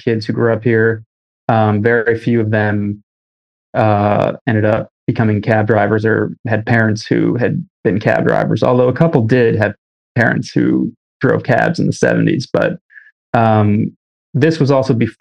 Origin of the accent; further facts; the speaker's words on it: Michigan, United States; moved away as an adult; now in New York, United States; I was growing up in Michigan